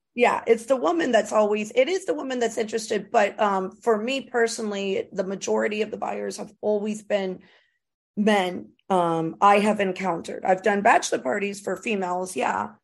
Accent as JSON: {"language": "English", "region": "Florida", "country": "United States", "tie": "born or raised there", "said": "I was raised in Florida."}